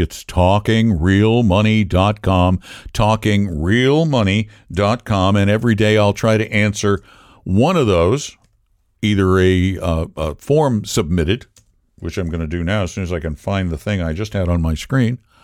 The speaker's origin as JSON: {"language": "English", "region": "Colorado", "country": "United States", "said": "the University of Colorado, which is my home state"}